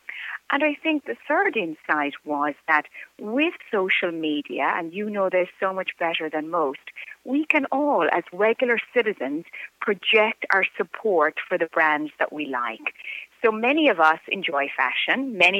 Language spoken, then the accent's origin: English; County Offaly, Ireland; moved away; I grew up in County Offaly on a farm, a dairy farm specifically, the eldest of six children. We're three boys and three girls.